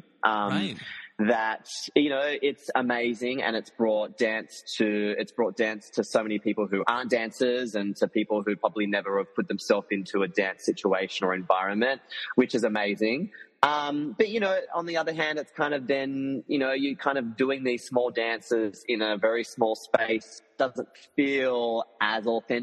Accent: Tasmania, Australia; moved away; I'm also from Tasmania. So I'm from the small little island under Australia.

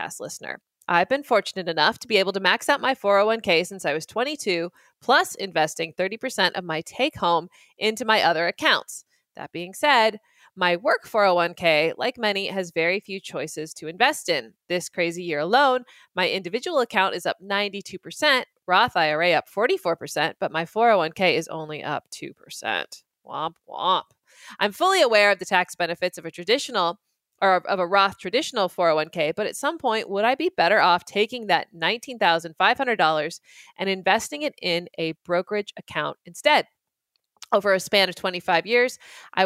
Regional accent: Idaho, United States; moved away; The great state of Idaho. Yes, that's right. My home state

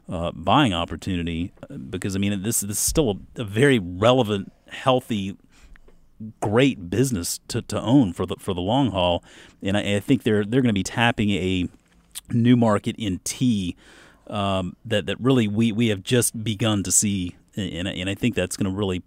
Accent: Mount Pleasant, South Carolina, United States; There was a place growing up where I grew up in Mount Pleasant, South Carolina, right over the bridge from Charleston.

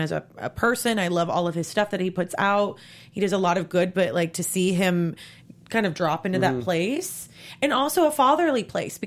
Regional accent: Brandenburg, Kentucky, United States; I'm from Brandenburg, Kentucky

